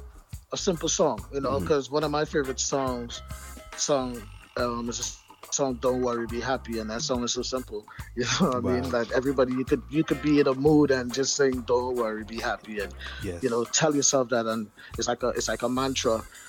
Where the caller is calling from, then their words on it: Chicago, Illinois, United States; I'm actually in the United States. {S7} Wow. {S20} Chicago, to be exact.